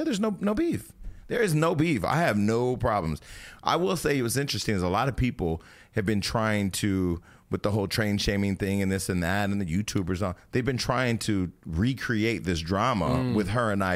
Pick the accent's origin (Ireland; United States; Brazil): United States; Stockton, California; I'm from Stockton, California